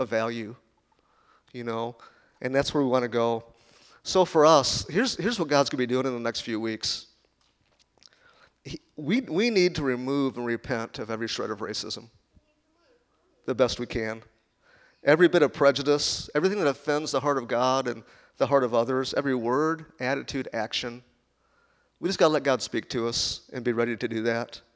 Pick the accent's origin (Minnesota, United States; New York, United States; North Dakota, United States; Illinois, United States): Illinois, United States; Chicago; moved away; also born or lived in Kansas; I was born in Chicago. When I first moved to Kansas